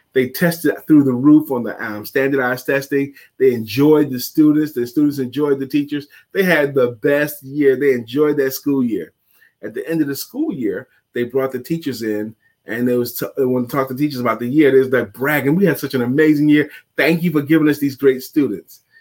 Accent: New York City, New York, United States; I grew up in New York City, Brooklyn

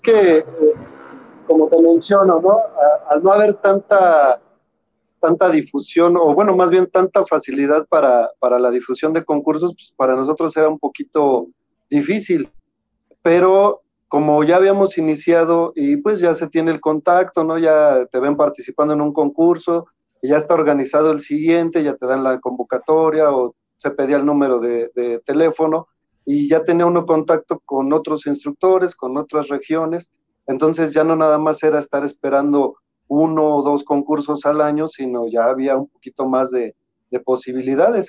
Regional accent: State of Mexico, Mexico; nosotros somos del Estado de México

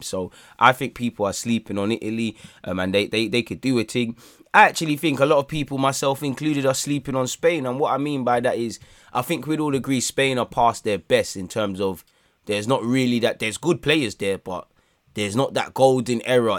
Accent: England, United Kingdom; as an Englishman

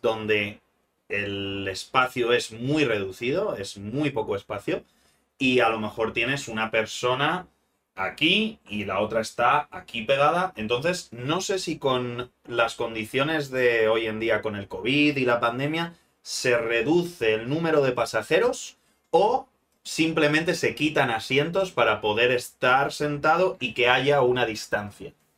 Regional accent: Spain; como buenos españoles que somos

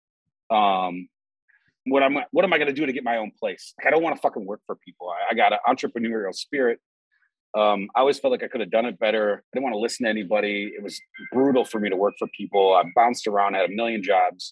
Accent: Minneapolis, Minnesota, United States; being born and raised in the Twin Cities my whole fucking life

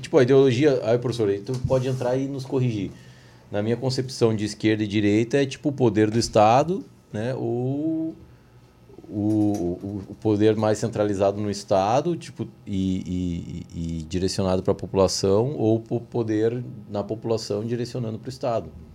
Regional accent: Brazil; como brasileiro

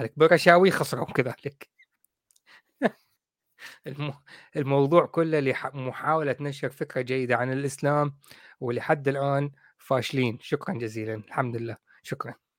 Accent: Iraq; now in United Kingdom; انا كاصلي عراقي

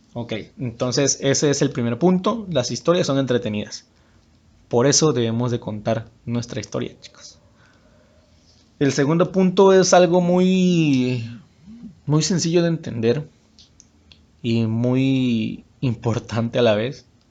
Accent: Huimanguillo, Tabasco, Mexico; moved away as an adult; also born or lived in Villahermosa; yo soy originario de Huimanguillo, Tabasco. Es un pueblo que está en el estado de Tabasco.

